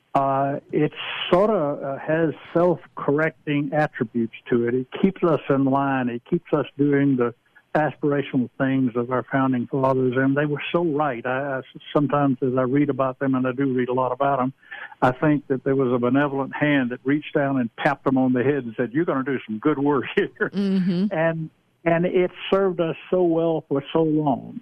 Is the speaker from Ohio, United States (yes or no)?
no; Georgia, United States; I'm originally from Georgia.